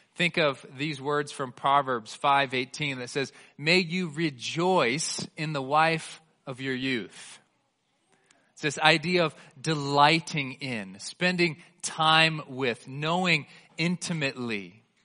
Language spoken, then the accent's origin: English; Bay Area, California, United States; now in Colorado, United States; I grew up in the Bay Area of California.